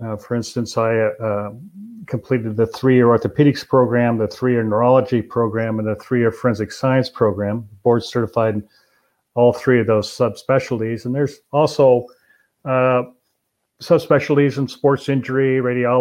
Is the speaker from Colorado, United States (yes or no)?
no; Albany, Oregon, United States; I grew up in Albany